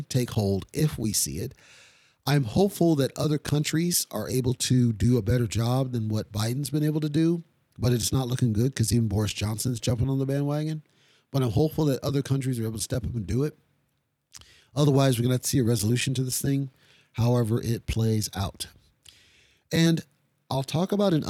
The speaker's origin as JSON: {"language": "English", "region": "Kyiv", "country": "Ukraine", "tie": "born or raised there", "moved": "yes", "said": "that was my home country, right? That's my home city"}